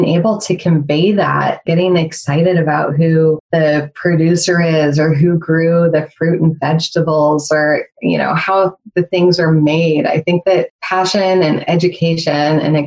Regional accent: United States

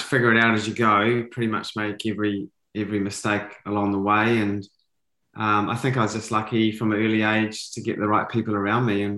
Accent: New Zealand; I was a typical kid growing up in New Zealand

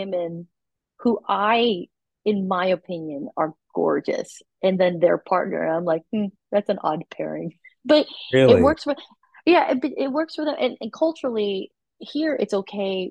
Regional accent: United States; moved away as an adult; now in Taiwan; I was born in America. I grew up with like a more Western beauty standard.

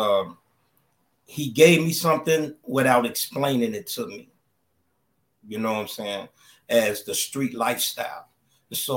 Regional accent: Chicago, Illinois, United States; I grew up in Chicago, Illinois, in the All Gale Gardens

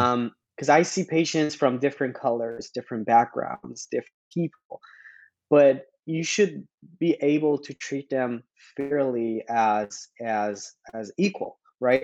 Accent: Iran; moved away as an adult; now in Canada; born and raised in Iran

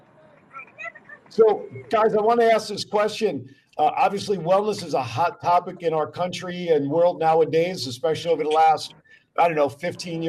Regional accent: New Jersey, United States; now in Las Vegas, United States; coming from my home state and Chief's home state, the Garden State

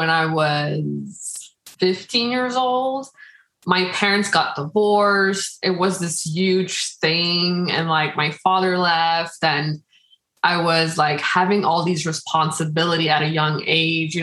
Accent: Quebec, Canada; also born or lived in Dominican Republic; I was born in the Dominican Republic. And I was 1 year old when I came here to Canada, to Quebec.

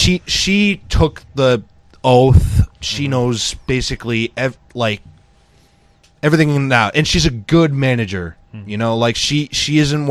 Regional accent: Pontiac, Michigan, United States; I was born in Pontiac, so apple doesn't fall far from the ghetto-ass tree

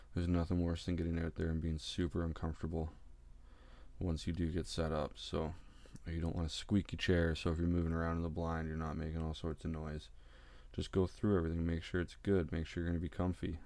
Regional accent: Ontario, Canada; I'm from Ontario, Canada.

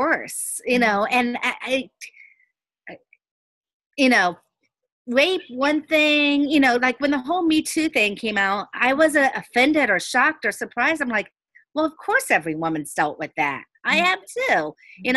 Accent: Miami Gardens, Florida, United States; I grew up in Carroll City, so mm-hmm. I was the minority there

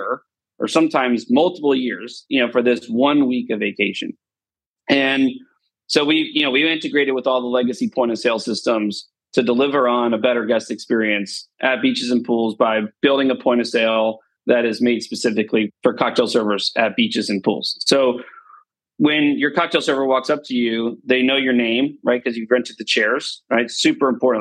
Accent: Destin, Florida, United States; moved away as an adult; also born or lived in Nashville; Destin area, like, yeah, it's kind of my town, right? It's where I, you know, grew up here.

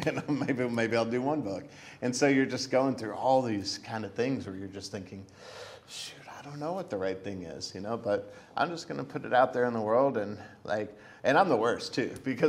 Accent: Hartsville, Pennsylvania, United States; I was a kid from Hartsville, Pennsylvania, where no one famous came from

